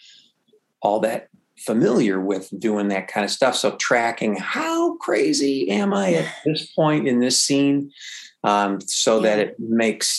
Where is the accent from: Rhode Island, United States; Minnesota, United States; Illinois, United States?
Illinois, United States; Chicago; I'm from Chicago